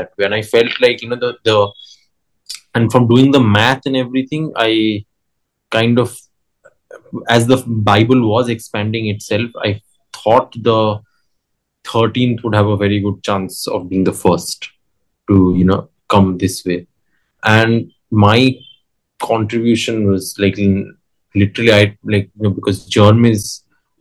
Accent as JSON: {"language": "English", "country": "India", "said": "I'm Indian"}